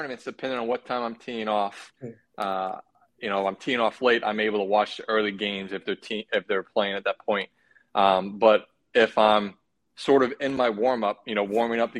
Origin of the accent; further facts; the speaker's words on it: United States; as an American